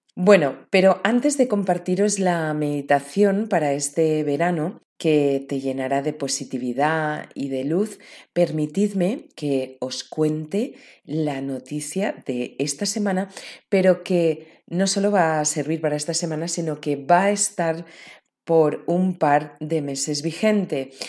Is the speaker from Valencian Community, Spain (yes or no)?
yes; Valencian Community, Spain; en mi tierra, en mis tierras valencianas, en el interior de Valencia